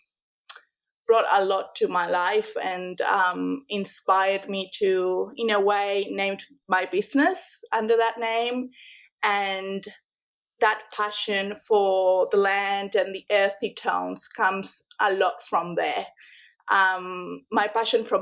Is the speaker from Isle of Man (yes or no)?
no; Buenos Aires, Argentina; English is a second language; moved away as an adult; also born or lived in La Pampa, Argentina / New York, United States; now in Australia; I was born in Buenos Aires, Argentina, and I'm the oldest of five siblings